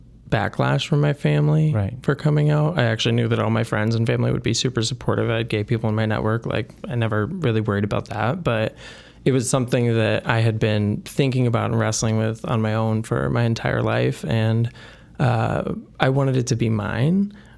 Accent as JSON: {"language": "English", "town": "Burlington", "region": "Iowa", "country": "United States", "tie": "born there", "said": "I was born in Burlington, Iowa, small town in Southeast Iowa. I went to the University of Iowa for undergrad and got a BS in psychology. And it was at that point that I knew that I wanted to get out of Iowa."}